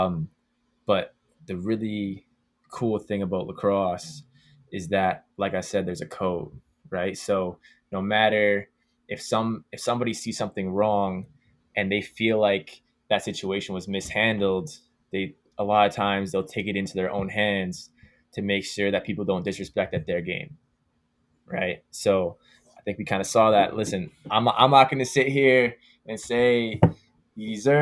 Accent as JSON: {"language": "English", "country": "Canada", "said": "being Canadian and playing lacrosse"}